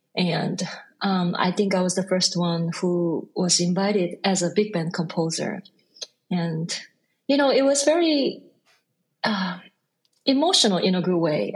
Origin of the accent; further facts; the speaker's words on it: South Korea; English is a second language; moved away as an adult; also born or lived in Busan, South Korea / Seoul, South Korea / Boston, United States; now in Brooklyn, New York, United States; I was born in born in Busan, but I lived in Seoul, so both are my cities